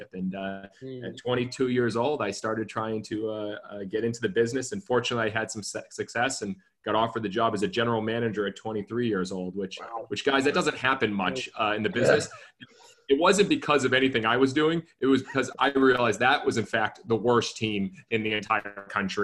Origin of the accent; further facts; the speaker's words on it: Massachusetts, United States; moved away as an adult; also born or lived in Spartanburg, South Carolina / Savannah, Georgia; growing up in Massachusetts